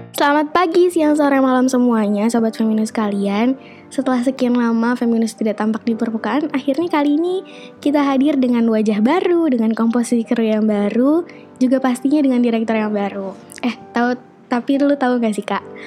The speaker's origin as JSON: {"language": "Indonesian", "region": "Jakarta", "country": "Indonesia", "moved": "as an adult", "lives_now": "Sudan", "said": "gue dari Jakarta"}